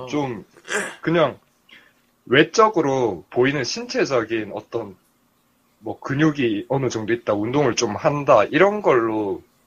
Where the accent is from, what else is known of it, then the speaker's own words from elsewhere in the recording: Gyeongsang, South Korea; 저도 경상도인데